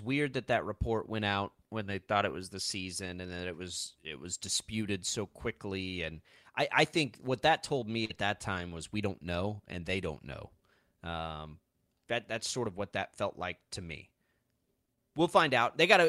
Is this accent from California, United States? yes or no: no; Texas Panhandle, United States; now in Kansas, United States; I grew up in the Texas Panhandle and have absolutely no allegiances to any of those schools.